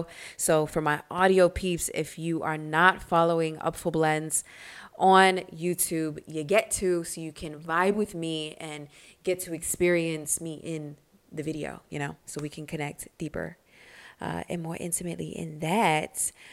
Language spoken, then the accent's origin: English; Reading, Pennsylvania, United States; I would always fight growing up in Reading outside of Philly, growing up doing martial arts and bujitsu.